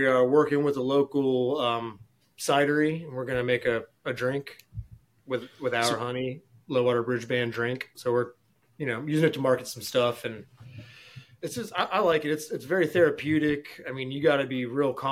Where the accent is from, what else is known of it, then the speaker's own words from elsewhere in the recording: Front Royal, Virginia, United States; also born or lived in Charlotte, North Carolina; my hometown of Front Royal, Virginia